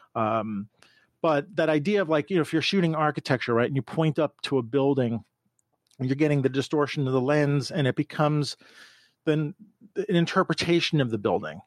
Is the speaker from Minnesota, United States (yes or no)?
no; New York, United States; I grew up in New York